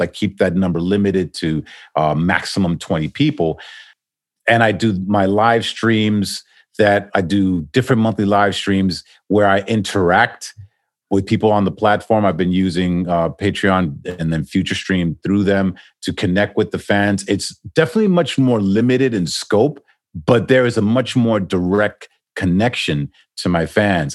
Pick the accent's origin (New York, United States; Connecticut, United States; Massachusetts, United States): New York, United States; New York City; moved away as an adult; also born or lived in Manhattan / New Jersey; now in Miami, United States; I'm originally from New York, born and raised in Queens